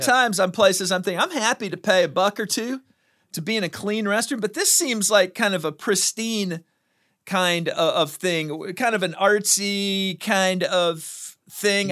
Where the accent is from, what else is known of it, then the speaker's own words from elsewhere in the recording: United States; I'm an American